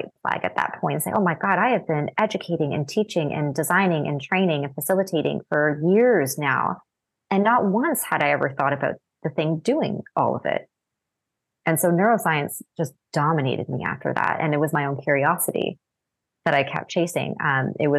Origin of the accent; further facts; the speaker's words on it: Canada; moved away as an adult; also born or lived in Japan; I had to take French as a Canadian. We're taught French from a young age.